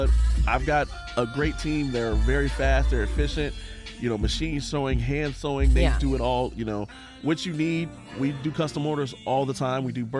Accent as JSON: {"language": "English", "town": "Tampa", "region": "Florida", "country": "United States", "tie": "born or raised there", "also_born_or_lived": "Orlando", "said": "I grew up in Tampa, moved back to Orlando to go to college."}